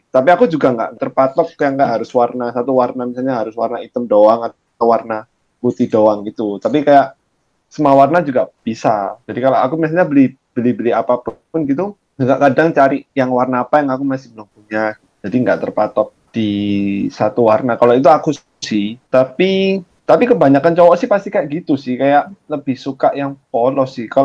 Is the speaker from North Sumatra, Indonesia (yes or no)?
no; Surabaya, East Java, Indonesia; moved away as an adult; now in Taiwan; Aku di Indonesia asalnya aku dari Surabaya. Sekarang aku tinggalnya di Taiwan sih. Soalnya dulu habis selesai S1 kan di Surabaya, lulus aku datang ke Taiwan sini buat S2.